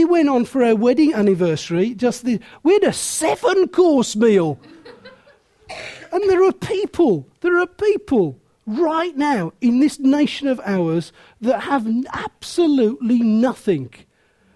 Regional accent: Willenhall, West Midlands, United Kingdom; I was born in Willenhall, and I was born in poverty

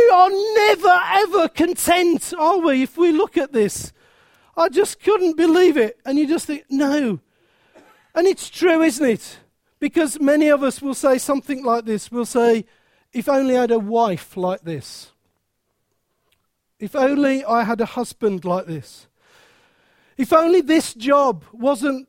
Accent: Midlands, United Kingdom; accent: Midland; my Midland accent

